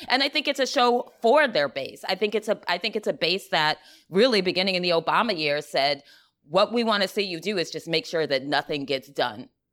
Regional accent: the South, United States; now in New York City, United States; I'm from the South

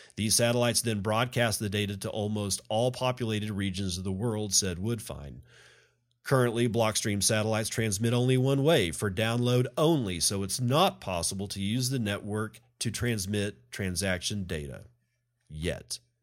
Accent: Texas, United States; I'm a Texan that loves the state of Texas

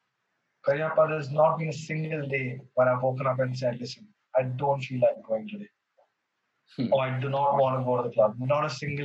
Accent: Mumbai, Maharashtra, India; moved away as an adult; now in Bangalore, India; born and brought up in Bombay

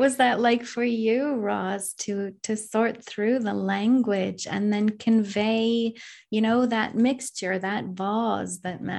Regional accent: Canada; I know a little bit of French. I'm from Canada, but I from a different part of Canada where I didn't learn French, you know, fluently

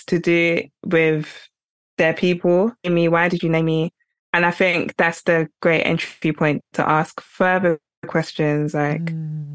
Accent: England, United Kingdom; I grew up in England

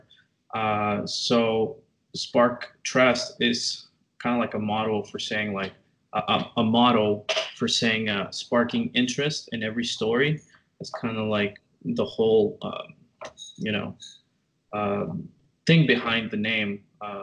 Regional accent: McAllen, Texas, United States; also born or lived in Tyler, Texas; I grew up in McAllen, Texas, or like the RGV, as they call it, Rio Grande Valley.

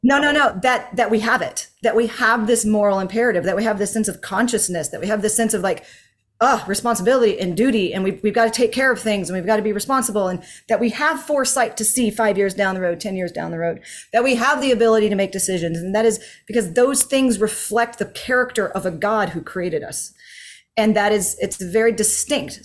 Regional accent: United States; as an American

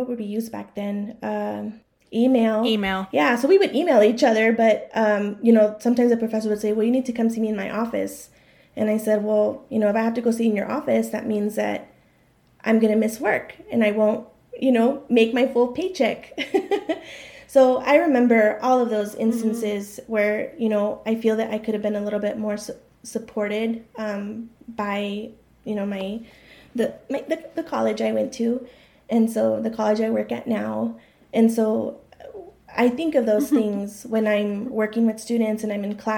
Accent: El Paso, Texas, United States; I was born and raised in El Paso.

